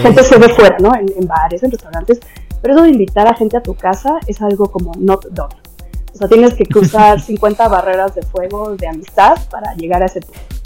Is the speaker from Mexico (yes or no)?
yes; Mexico; moved away as an adult; now in Netherlands; pues soy mexicana